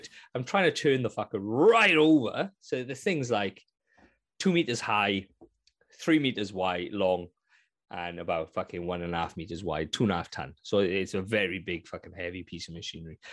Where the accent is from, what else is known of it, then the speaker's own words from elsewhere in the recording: Wales, United Kingdom; I'm Welsh